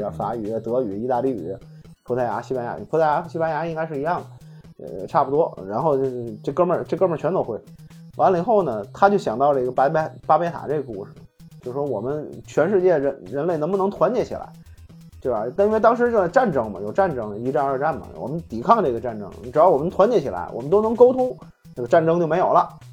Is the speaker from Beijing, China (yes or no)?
no; Tianjin, China; accent: Tianjin dialect; 天津话就是跟普通话相对比较接近，没有什么语言障碍啊